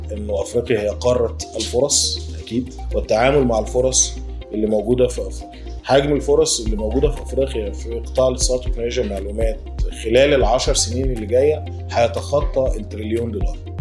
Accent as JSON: {"language": "Arabic", "country": "Egypt", "said": "احنا من مصر"}